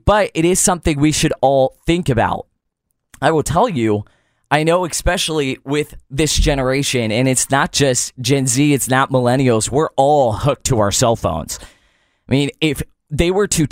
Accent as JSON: {"language": "English", "town": "Pittsburgh", "region": "Pennsylvania", "country": "United States", "tie": "born or raised there", "said": "Growing up in Pittsburgh, Pennsylvania, and my dad was a pastor"}